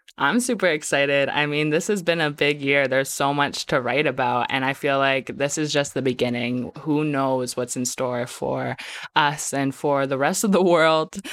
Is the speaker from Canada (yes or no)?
yes; Medicine Hat, Alberta, Canada; I grew up in Medicine Hat, like, I'm from Muscatine, but I grew up in Medicine Hat